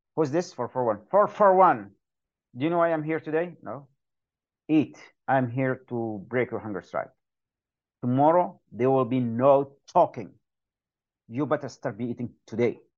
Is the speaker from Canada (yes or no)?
no; Yemen; moved away; I am from Yemen